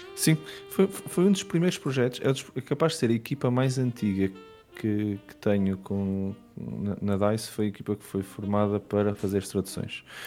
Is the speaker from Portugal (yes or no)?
yes; Matosinhos, Norte, Portugal; moved away as an adult; also born or lived in London, United Kingdom; eu sou de Matozinhos